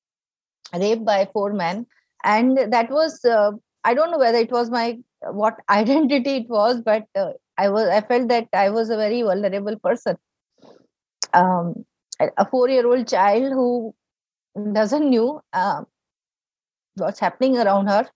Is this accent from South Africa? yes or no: no; North India, India; we are from North India